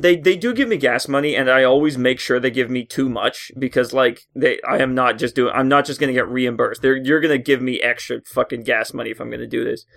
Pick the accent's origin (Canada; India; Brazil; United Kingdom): Canada; I work at Tim Hortons, 'cause I'm a Canadian stereotype